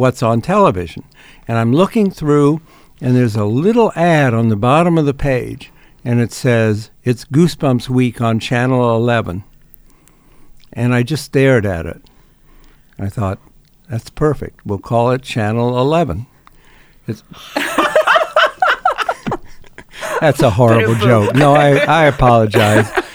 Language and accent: English; Ohio, United States; moved away; I grew up in Ohio